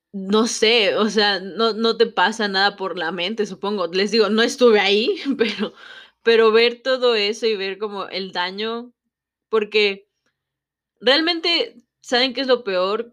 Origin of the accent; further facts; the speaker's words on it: Mexico; no soy de ahí, que soy, vamos a decirlo, de provincia